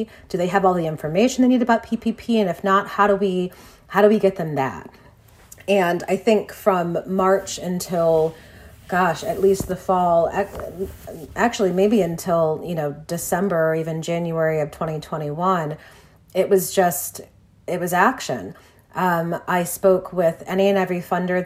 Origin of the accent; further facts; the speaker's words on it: Detroit, Michigan, United States; Detroit, my hometown